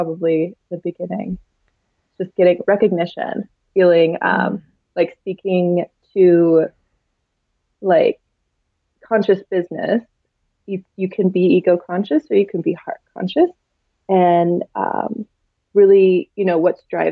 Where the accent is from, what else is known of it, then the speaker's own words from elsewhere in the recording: United States; the society that we were raised in here in America